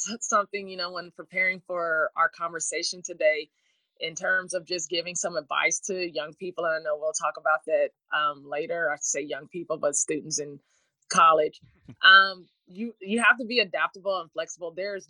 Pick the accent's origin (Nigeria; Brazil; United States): United States; Junction City, Kansas; I have a really good friend that works for Phillips 66, and we are both from Junction City, had the same teacher, took the same path in accounting